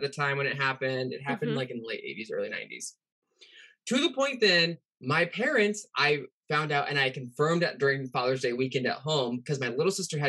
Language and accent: English; Pacific Northwest, United States; I'm also from the Pacific Northwest, which is a serial killer hub